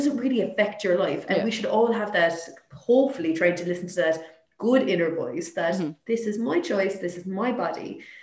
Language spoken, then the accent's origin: English; Limerick, Munster, Ireland; I'm from Limerick